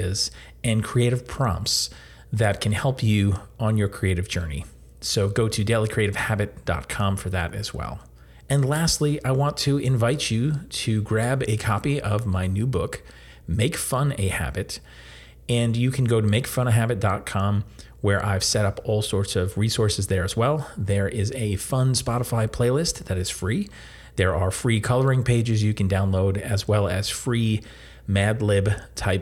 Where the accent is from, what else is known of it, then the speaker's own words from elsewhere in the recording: New Jersey, United States; we're both from New Jersey